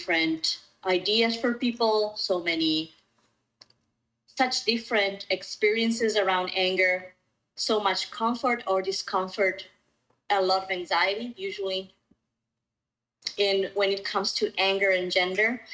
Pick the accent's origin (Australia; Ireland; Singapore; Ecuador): Ecuador; moved away as an adult; also born or lived in Colombia / Mexico City, Mexico; now in Vancouver, Canada; I was born in Ecuador. And so you and I, Dani, we were neighbors. And I was in Ecuador until I was 26